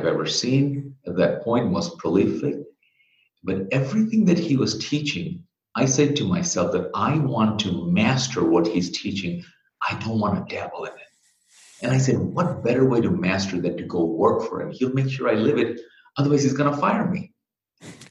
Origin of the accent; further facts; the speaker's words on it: Bangladesh; moved away as an adult; now in United States; I'm originally from Bangladesh. I came here to go to school